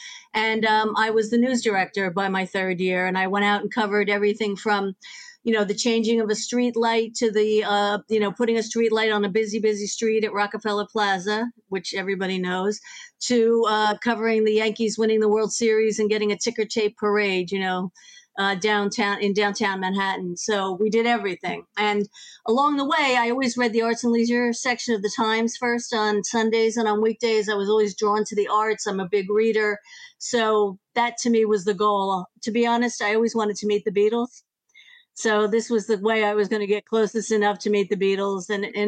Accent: Ireland; I'm a huge … fan. I'm Irish.

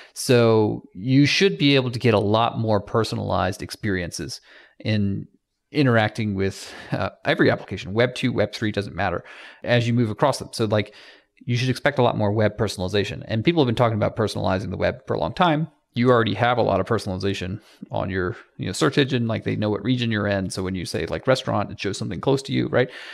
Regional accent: Atlanta, Georgia, United States; I am from Atlanta

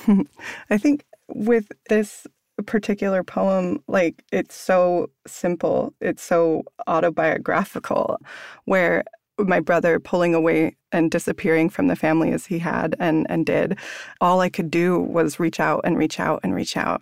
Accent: La Conner, Washington, United States; growing up in Squamish, my mom is Coast Salish

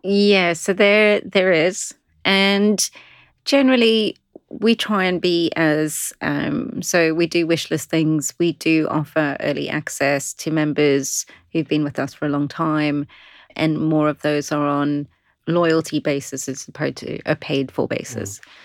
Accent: South Africa; moved away as an adult; now in London, United Kingdom; I'm originally South African

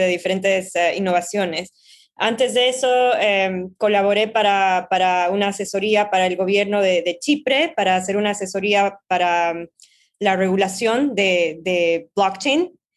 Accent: Bolivia; now in New York, United States; Yo soy de Bolivia, trabajo en Nueva York

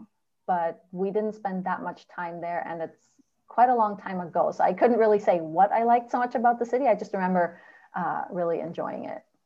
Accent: Germany; I lived my whole life growing up in Germany.

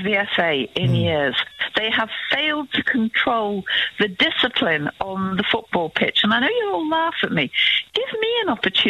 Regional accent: Manchester, North West England, United Kingdom; I grew up in Mossside.

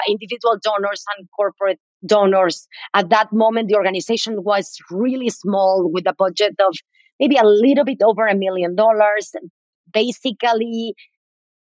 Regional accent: Mexico City, Mexico; moved away as an adult; also born or lived in Boston / San Francisco; now in United States; I am from Mexico City. I moved to the U.S. about 24 years ago. to go to graduate school.

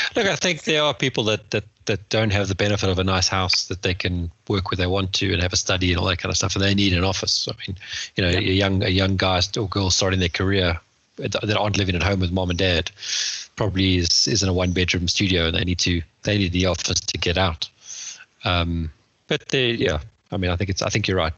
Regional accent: Johannesburg, Gauteng, South Africa; moved away as an adult; now in West Sussex, United Kingdom; back in Joburg where we grew up

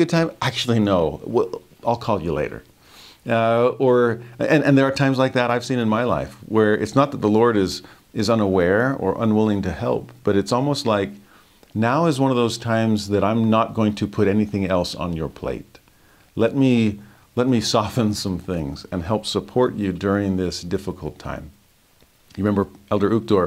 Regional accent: Magic Mountain, California, United States; I grew up next to Magic Mountain, so I know my roller coasters

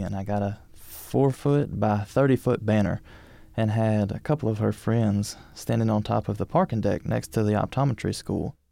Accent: Jacksonville, Alabama, United States; now in Birmingham, United States; I'm from Jacksonville

